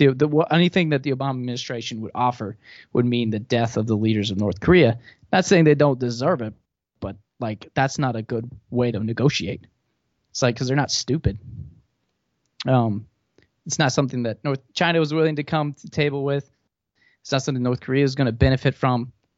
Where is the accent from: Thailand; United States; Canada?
Thailand; I grew up in Thailand, and a huge phrase there that's just ingrained in the culture is laksa